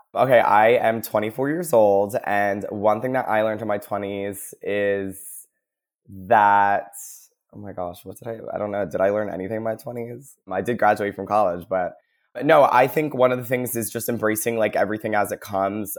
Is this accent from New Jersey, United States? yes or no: yes; New Jersey, United States; moved away as an adult; also born or lived in Philadelphia, Pennsylvania; now in Seattle, United States; I'm originally from Jersey, uh, went to college in Philly, and then after I graduated, I accepted a job over at Amazon and got to move